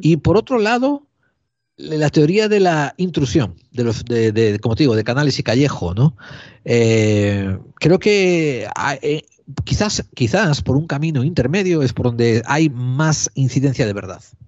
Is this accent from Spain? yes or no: yes; Spain; tenemos los españoles